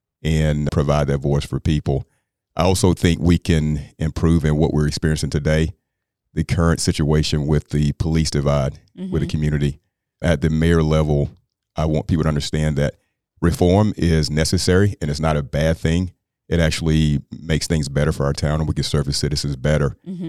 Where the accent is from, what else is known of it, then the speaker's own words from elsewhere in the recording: Apex, North Carolina, United States; I'm born and raised in Apex, 600 First Street, which is in an area called Justice Heights, predominantly Black neighborhood of Apex.